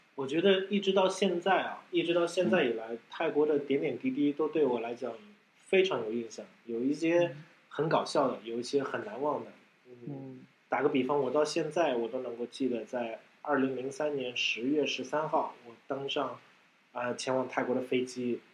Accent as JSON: {"language": "Chinese", "region": "Shanghai", "country": "China", "also_born_or_lived": "Thailand", "moved": "as an adult", "said": "我是来自上海的"}